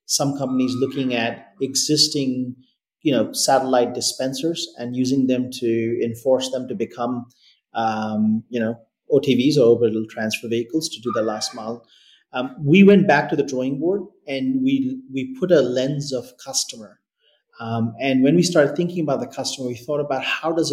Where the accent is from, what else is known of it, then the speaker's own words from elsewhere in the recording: Delhi, India; moved away as an adult; now in Australia; I grew up in Delhi. I did my high schooling in Delhi, and I moved to Australia to do university